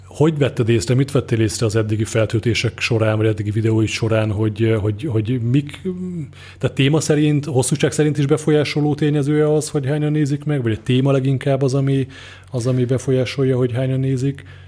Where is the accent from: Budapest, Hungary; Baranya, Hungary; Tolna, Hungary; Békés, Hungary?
Békés, Hungary; Szarvas; én szarvasi vagyok, és szarvason volt egy, vagy talán még mindig megvan egy informatika, egy ilyen IT bolt